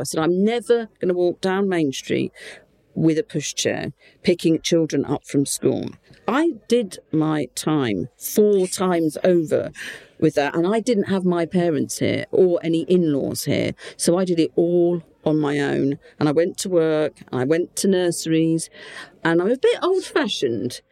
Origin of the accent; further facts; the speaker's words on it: Portsmouth, South East England, United Kingdom; accent: Portsmouth; moved away as an adult; now in Gibraltar; I just happened to be in Portsmouth